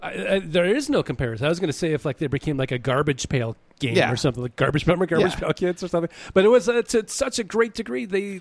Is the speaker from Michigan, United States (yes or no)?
no; Chicago, Illinois, United States; now in Denver, United States; I was born in Chicago, raised in Chicago.